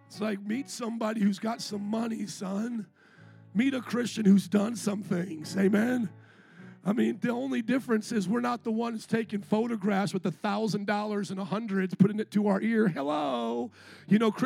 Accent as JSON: {"language": "English", "town": "Chicago", "region": "Illinois", "country": "United States", "also_born_or_lived": "Indiana", "moved": "yes", "said": "I was from Chicago"}